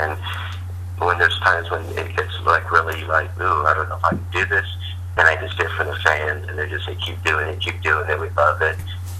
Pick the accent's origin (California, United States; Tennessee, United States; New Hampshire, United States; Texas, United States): California, United States; Los Angeles; moved away as an adult; now in Charlotte, United States; You know, I've been here about 10 years. I grew up in Los Angeles